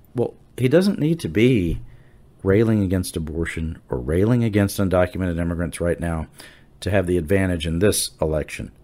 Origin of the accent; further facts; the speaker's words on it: Wharton County, Southeast Texas, United States; I think of myself as from Southeast Texas. I'm from Wharton County